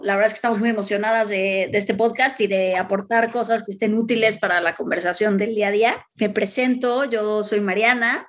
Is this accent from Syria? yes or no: no; Mexico; yo me regresé a México porque creía en, en mi país